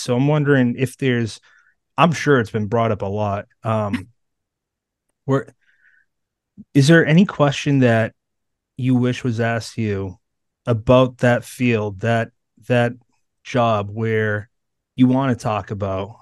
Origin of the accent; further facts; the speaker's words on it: Bridgewater, Massachusetts, United States; I grew up in Bridgewater, Massachusetts, and that's thirty minutes away from Plymouth